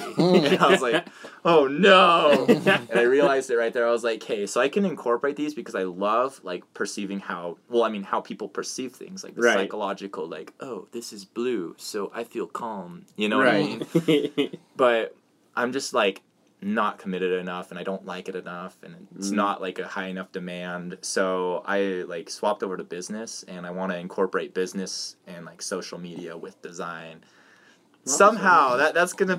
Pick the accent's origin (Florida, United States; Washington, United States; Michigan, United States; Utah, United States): Utah, United States; Hyde Park; I moved here when I was 12 years old